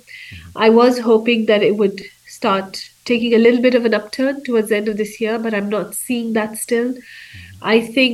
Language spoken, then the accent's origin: English; Kenya; But I'm a Kenyan, and I'm a professor at the University of Nairobi in Kenya.